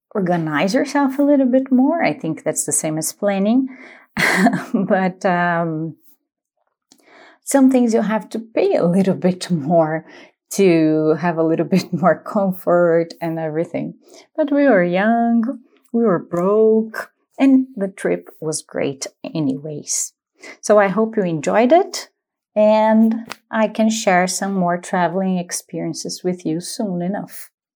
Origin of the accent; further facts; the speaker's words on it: Paulínia, São Paulo, Brazil; English is a second language; I am from Paulínia